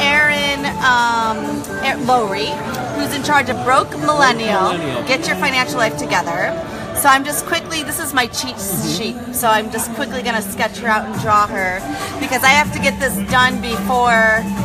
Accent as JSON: {"language": "English", "country": "Germany", "said": "I'm originally from Germany, and so for Germans, it's really good to know that data security is really safe"}